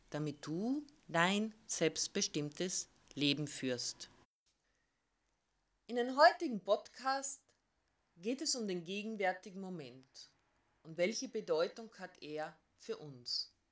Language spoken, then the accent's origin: German; Carinthia, Austria; born there; ich bin gebürtige Kärntnerin.